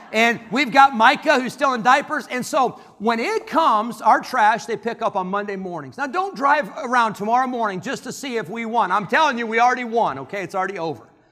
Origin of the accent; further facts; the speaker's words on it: Illinois, United States; I grew up in Illinois